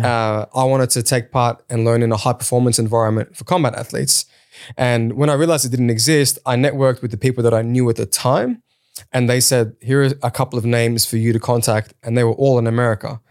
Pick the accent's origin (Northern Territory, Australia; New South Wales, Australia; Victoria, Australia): New South Wales, Australia; Sydney; also born or lived in Kurdistan (born overseas); I came to Australia when I was three with my older sister. Uh, I grew up in Sydney's West. I grew up in Auburn and Granville.